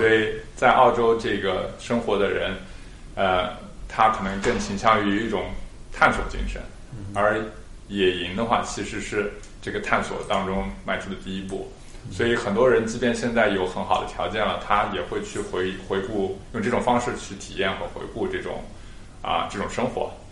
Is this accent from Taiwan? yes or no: no; Xinjiang, China; now in Australia; 我们小时候在新疆几个兄弟